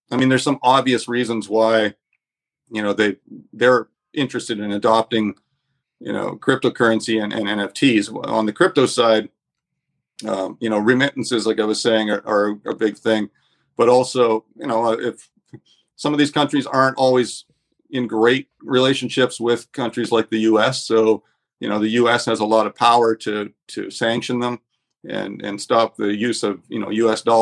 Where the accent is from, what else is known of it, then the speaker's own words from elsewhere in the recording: Canada; now in Panama/Nicaragua; I'm I'm a Canadian citizen, but I, I haven't been in Canada for a number of years.